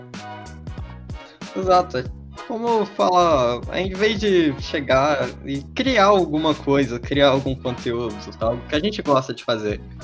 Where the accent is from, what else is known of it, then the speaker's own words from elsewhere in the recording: Minas Gerais, Brazil; a gente ser mineiro